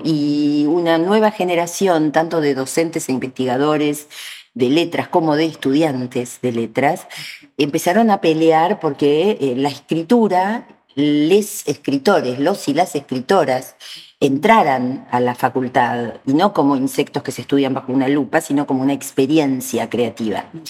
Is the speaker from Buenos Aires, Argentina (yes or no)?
yes; Buenos Aires, Argentina; yo soy de Bóveda